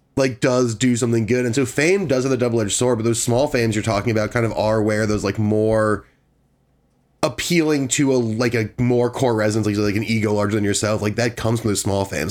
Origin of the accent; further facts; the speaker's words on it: Washington, District of Columbia, United States; moved away; I'm from D C